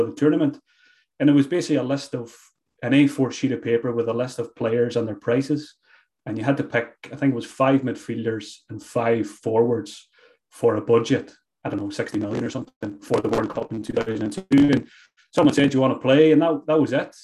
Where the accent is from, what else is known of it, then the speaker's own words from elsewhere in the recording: Glenties, Ulster, Ireland; I grew up in Donegal, a small village called Glenties